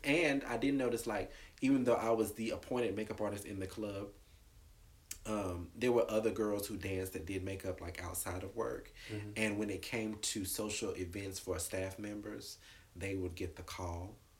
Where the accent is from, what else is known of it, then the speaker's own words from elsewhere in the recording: Marshville, North Carolina, United States; also born or lived in California; now in Atlanta, United States; I grew up outside of Charlotte in a small town called Marshville.